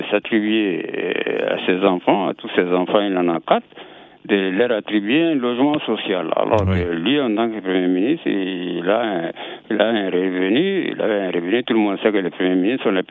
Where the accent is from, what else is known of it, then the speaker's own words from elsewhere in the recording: Mali; je suis malien.